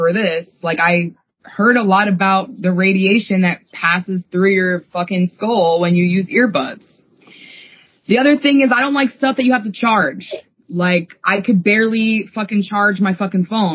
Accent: East Coast, United States; we grew up on the East Coast

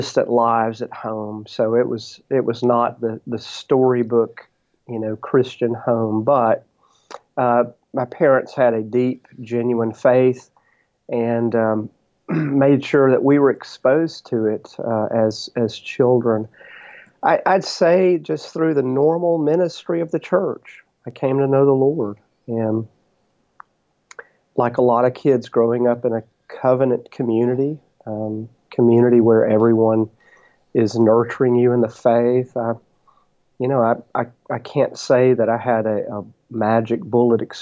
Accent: Brookhaven, Mississippi, United States; also born or lived in Wiggins, Mississippi / Corinth, Mississippi / Africa; I grew up in Brookhaven and graduated from Brookhaven High School

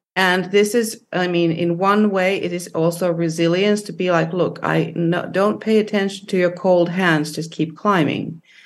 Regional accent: Finland; when I was growing up in Finland

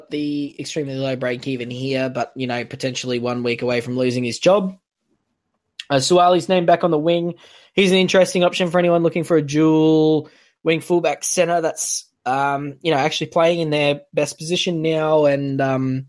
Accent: North Queensland, Australia; So I'm from North Queensland

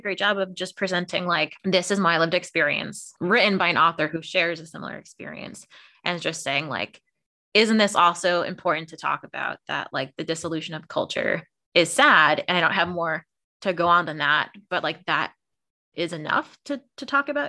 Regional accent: Connecticut, United States; I wonder if it's because, well, growing up in Connecticut, maybe there's just more Irish culture around in general.

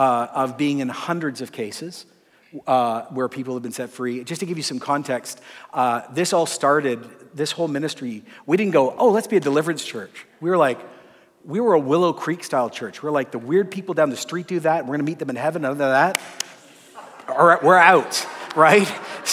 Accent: Ecuador; My parents were missionaries. I grew up in Ecuador in the 80s.

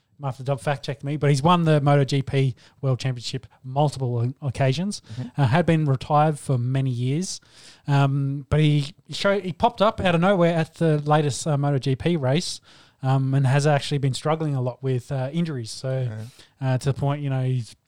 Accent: Australia; as an Aussie, as a former world champion and an Australian

